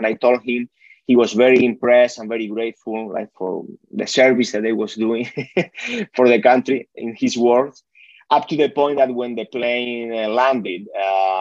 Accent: Spain; moved away; I'm originally from Spain, so my family is there.

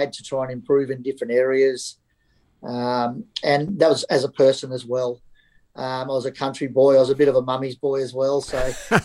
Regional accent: Gladstone, Queensland, Australia; So I was born and bred in Gladstone, so country town, central Queensland

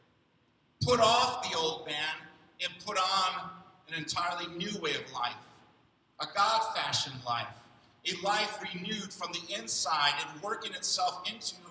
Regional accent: Rockford, Illinois, United States; in the city of Rockford, where I grew up in Illinois

